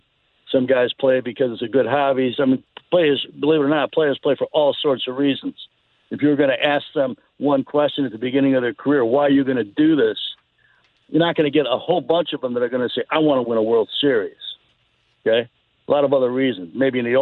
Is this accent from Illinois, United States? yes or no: yes; Chicago, Illinois, United States; moved away; I grew up in Chicago